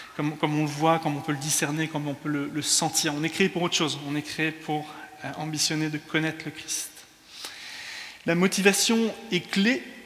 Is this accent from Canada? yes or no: no; France; also born or lived in England; now in London, United Kingdom; je suis anglais, mais culturellement, je suis français. Euh, quand je parle en anglais, je parle comme un français